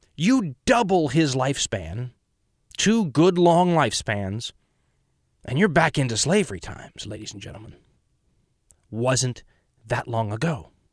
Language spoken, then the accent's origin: English; United States; I'm an American.